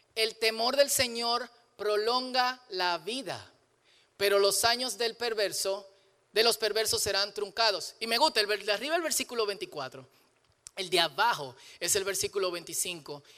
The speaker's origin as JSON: {"language": "Spanish", "country": "Dominican Republic", "said": "soy dominicano, soy dominicano."}